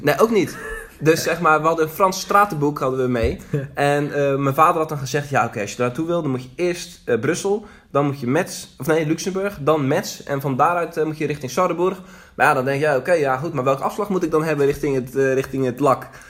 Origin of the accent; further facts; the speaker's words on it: Zeeland, Netherlands; geboren en getogen in Zeeland.